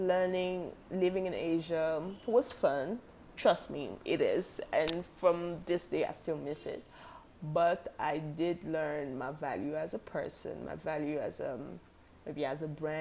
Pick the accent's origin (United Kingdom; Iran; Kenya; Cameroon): Cameroon; moved away; also born or lived in Korea; That's what made me move back to my home country, Cameroon